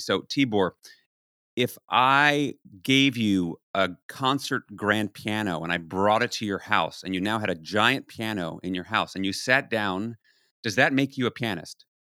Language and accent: English; New York City, New York, United States; I grew up in New York City in the nineteen seventies and eighties